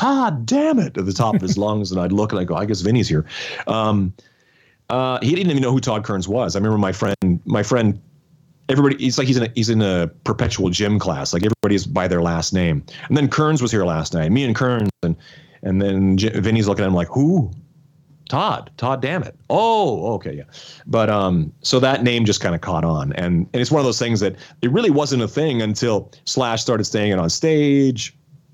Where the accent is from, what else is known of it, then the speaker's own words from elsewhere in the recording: the Canadian Prairies, Canada; we are all prairie guys.